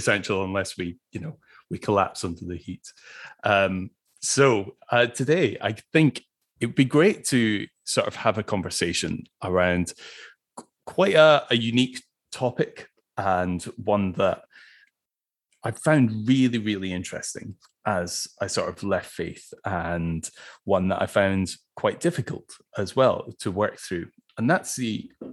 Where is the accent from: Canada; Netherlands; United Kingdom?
United Kingdom; Scotland; as a Scot